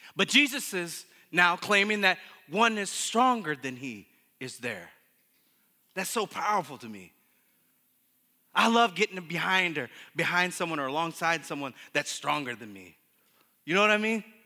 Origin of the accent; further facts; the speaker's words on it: Muskegon, Michigan, United States; I grew up in Muskegon